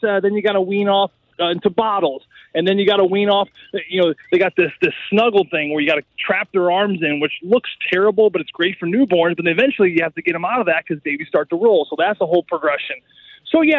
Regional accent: St. Louis, Missouri, United States; growing up in St. Louis between the ages of 12 and 17

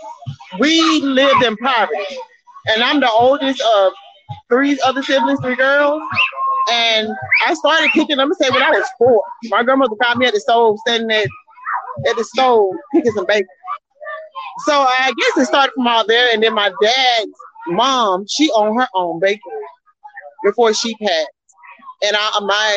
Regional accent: Albany, Georgia, United States; I'm from Albany, Georgia.

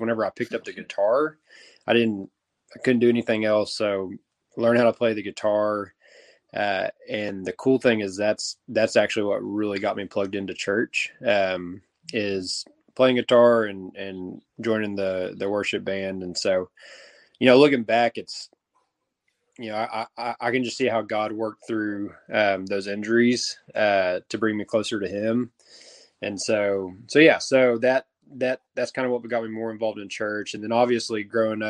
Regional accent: Texas, United States; growing up in Texas, the Bible and church and Jesus gets talked about a lot

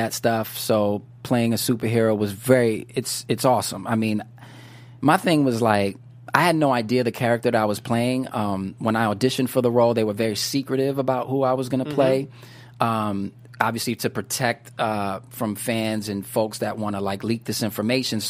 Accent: New York, United States; now in Los Angeles, United States; growing up in New York

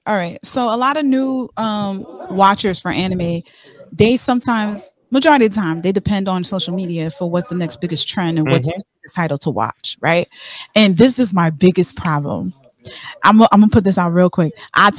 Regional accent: New York City, New York, United States; I'm from New York, I'm from Brooklyn.

